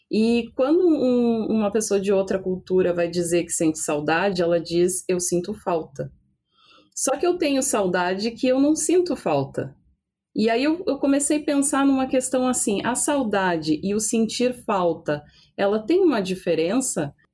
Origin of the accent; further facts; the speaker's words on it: Brazil; é uma coisa que eu acho que a gente como brasileiro entende, assim, que é esse, bem que tu disse, esse calorzinho, essa coisa de se sentir abraçada